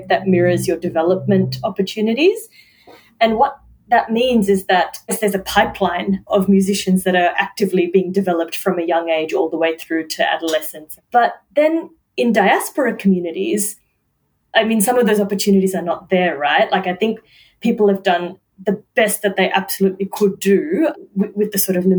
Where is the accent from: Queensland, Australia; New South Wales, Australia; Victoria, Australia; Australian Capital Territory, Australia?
Victoria, Australia; Melbourne; also born or lived in Middle East / Wellington, New Zealand; I've grown up here, right? Like I am Australian, I am Melburnian.